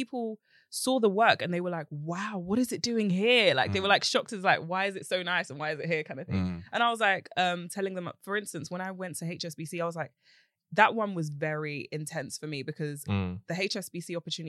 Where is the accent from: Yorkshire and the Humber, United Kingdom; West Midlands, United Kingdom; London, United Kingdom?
London, United Kingdom; Romford; I am from East. Romford.